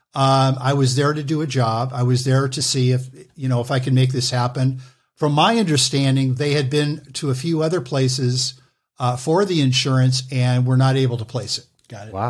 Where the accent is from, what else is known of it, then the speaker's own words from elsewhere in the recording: Los Angeles, California, United States; I was born in Los Angeles